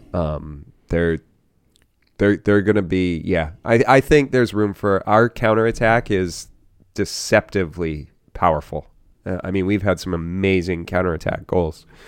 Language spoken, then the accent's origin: English; United States; an American fan of the sport